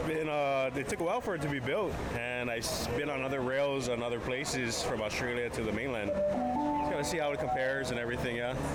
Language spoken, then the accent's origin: English; Waipahu, Hawaii, United States; Waipahu, my hometown